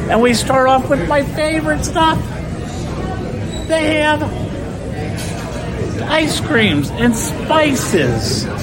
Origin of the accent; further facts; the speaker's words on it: Fort Lauderdale, Florida, United States; Oh, you're right up the road. I'm from Fort Lauderdale.